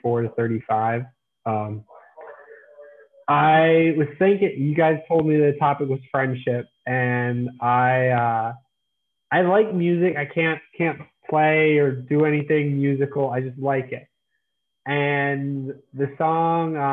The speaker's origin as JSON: {"language": "English", "town": "Lancaster", "region": "Pennsylvania", "country": "United States", "tie": "born or raised there", "also_born_or_lived": "Annapolis, Maryland / York, Pennsylvania", "said": "I am from Lancaster, Pennsylvania. I go to school at York College of Pennsylvania, so not too far from where I grew up."}